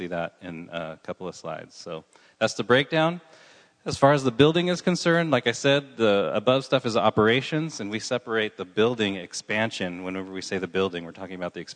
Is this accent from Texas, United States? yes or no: no; Southern California, United States; moved away as an adult; now in San Luis Obispo, United States; I grew up in Southern California